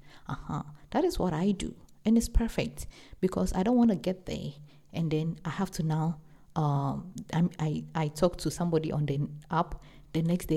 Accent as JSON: {"language": "English", "country": "Ghana", "said": "I'm an African, I'm from Ghana"}